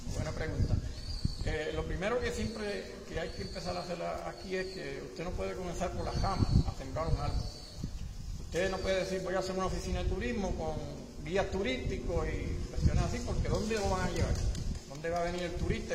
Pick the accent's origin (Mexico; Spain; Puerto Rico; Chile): Puerto Rico; Maricao; nacido y criado en el Partido de Baja de Maricao